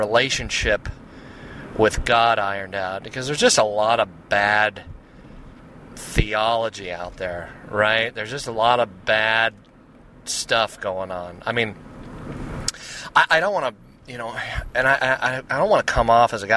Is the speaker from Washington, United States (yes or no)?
yes; Seattle, Washington, United States; accent: blue-collar U.S.; I'm from the Seattle area. Seattle, Washington is where I'm at.